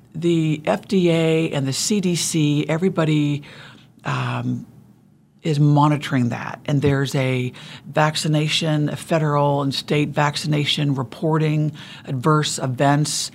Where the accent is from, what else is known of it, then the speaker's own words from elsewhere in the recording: Ohio, United States; also born or lived in Kansas; now in Wichita, United States; originally I'm from Ohio